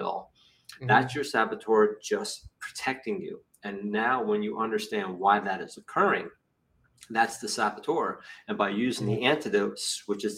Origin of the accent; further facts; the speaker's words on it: New Jersey, United States; I'm from Jersey